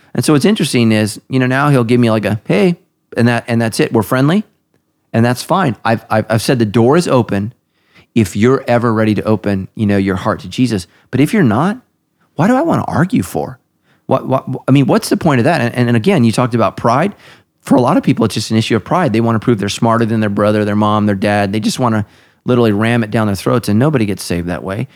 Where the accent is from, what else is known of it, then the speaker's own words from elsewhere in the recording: United States; I'm an American